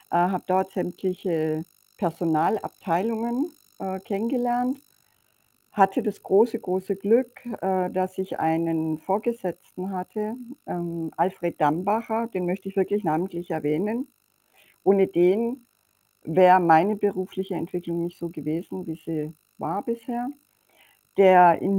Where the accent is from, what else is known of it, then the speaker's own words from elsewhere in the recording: Romania; born there; meine Mutter ist Ungarin, mein Vater ist Deutscher und ich bin in Rumänien geboren.